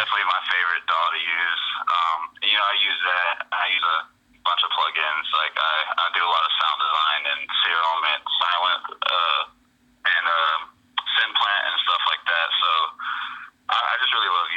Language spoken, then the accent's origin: English; New Orleans, Louisiana, United States; moved away as an adult; now in Dallas, United States; I was born out in New Orleans, Louisiana. Moved out to Dallas, you know, not too long ago.